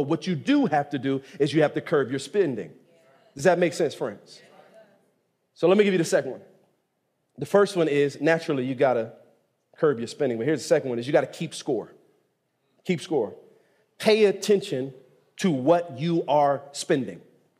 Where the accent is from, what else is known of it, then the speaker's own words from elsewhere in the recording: Nigeria; Now, I'm from Nigeria, but we're just going to charcoal.